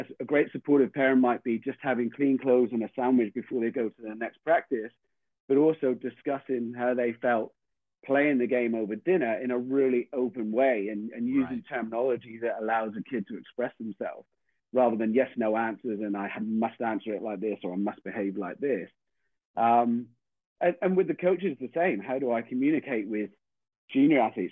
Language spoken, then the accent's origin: English; Tiverton, South West England, United Kingdom; moved away as an adult; now in New Zealand; my hometown club